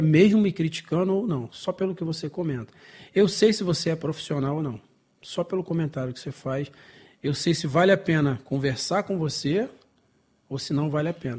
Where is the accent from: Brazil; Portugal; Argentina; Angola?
Brazil; eu sou brasileiro